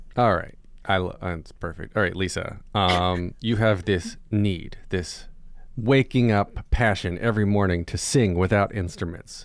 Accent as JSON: {"language": "English", "region": "North Carolina", "country": "United States", "tie": "born or raised there", "moved": "yes", "said": "I grew up in North Carolina"}